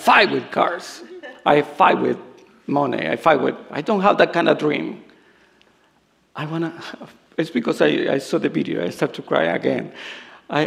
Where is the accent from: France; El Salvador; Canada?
El Salvador; accent: Salvadorian; English is a second language; moved away; also born or lived in Los Angeles, United States; I come from El Salvador.